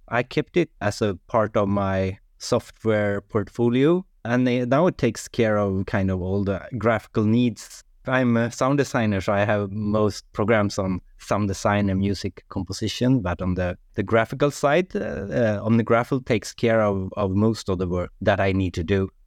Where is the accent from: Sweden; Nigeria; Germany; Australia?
Sweden; English is a second language; now in Norway; I'm from Sweden, but I live in Norway, so it's like maybe my third language, English